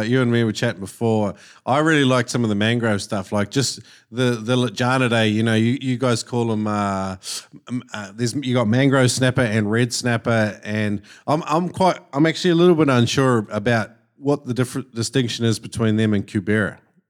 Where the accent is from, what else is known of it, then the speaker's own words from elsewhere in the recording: New Zealand; now in Australia; when I moved to Queensland, because I was from New Zealand